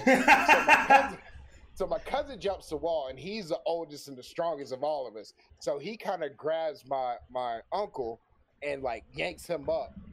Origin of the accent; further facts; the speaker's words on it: Florida, United States; moved away; I used to live in Florida